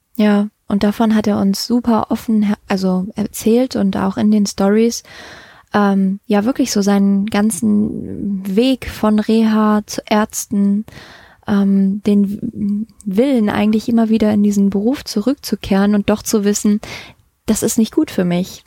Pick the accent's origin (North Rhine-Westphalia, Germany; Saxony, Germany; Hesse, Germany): North Rhine-Westphalia, Germany; Düsseldorf; wir sind beide hier in Düsseldorf geboren